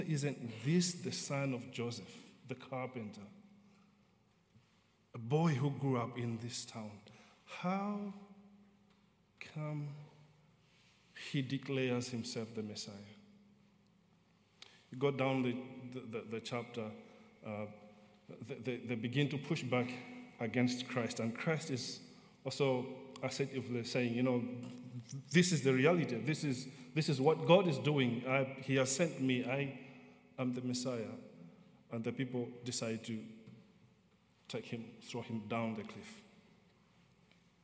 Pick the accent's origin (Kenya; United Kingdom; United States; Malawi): Malawi; moved away; growing up in Malawi, and one of the things that we are taught right from childhood